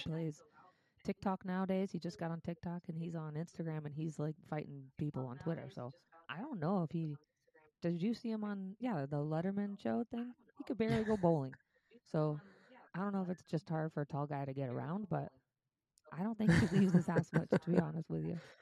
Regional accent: Cleveland, Ohio, United States; moved away; I'm from Cleveland

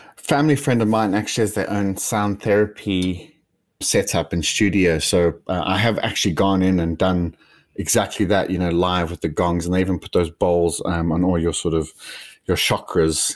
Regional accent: South Africa; me being South African

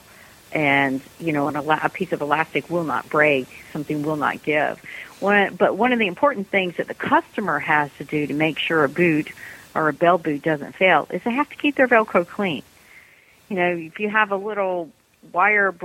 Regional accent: United States; as an American

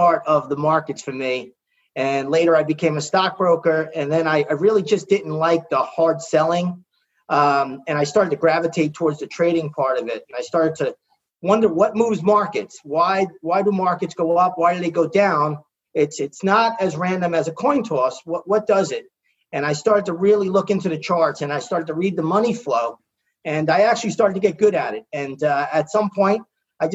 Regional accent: New York, United States; I'm from New York

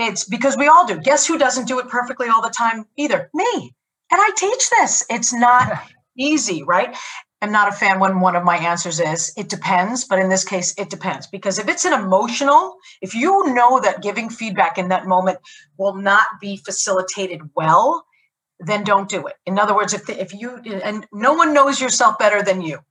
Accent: United States; as an American

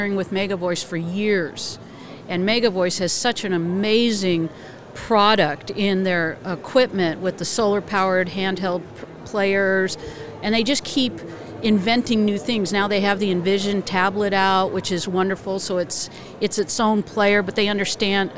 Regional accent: Arizona, United States; moved away as an adult; also born or lived in Connecticut; I grew up in Arizona

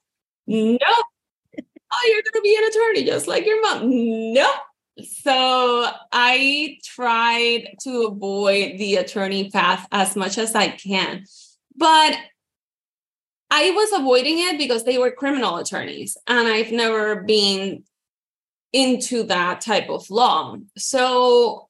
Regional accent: Puerto Rico; moved away as an adult; now in Florida, United States; I am from Puerto Rico, born and raised. And then I moved here to Florida in 2010

